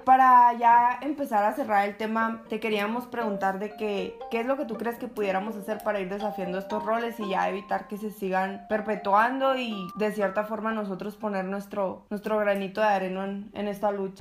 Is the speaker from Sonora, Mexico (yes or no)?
yes; Sonora, Mexico; la mayoría de nosotros que somos sonorenses y que somos mexicanos crecimos en ambientes machistas